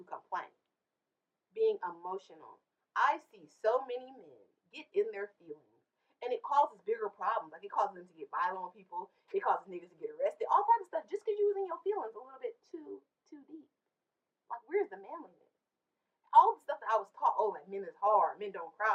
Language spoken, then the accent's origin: English; Los Angeles, California, United States; I'm an LA girl